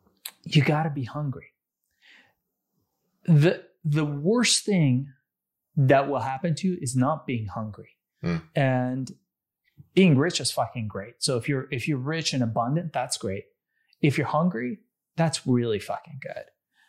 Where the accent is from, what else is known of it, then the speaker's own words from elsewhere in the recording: Iran; now in United States; my family, we came from a third world country. We came from Iran.